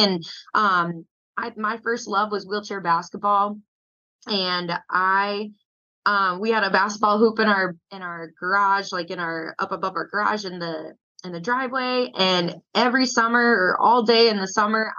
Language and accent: English; Port Washington, Wisconsin, United States; now in Arizona, United States; I grew up like in Port Washington, just north of Milwaukee